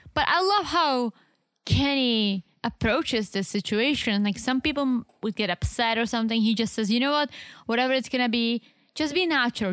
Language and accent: English; South Moravian Region, Czechia; English is a second language; moved away; I'm from the Southeast, which is literally on the border with Slovakia and Austria